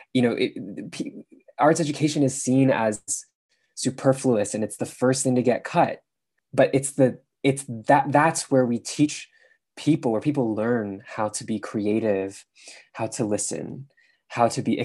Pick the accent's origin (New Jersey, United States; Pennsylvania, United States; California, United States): California, United States; San Francisco; moved away as an adult; also born or lived in London; I grew up in San Francisco